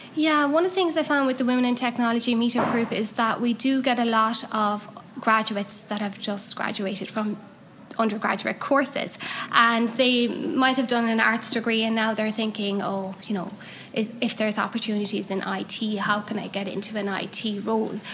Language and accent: English; Cork, Munster, Ireland; now in Galway, Ireland; I'm from Cork, so um, I'm occasionally down in Cork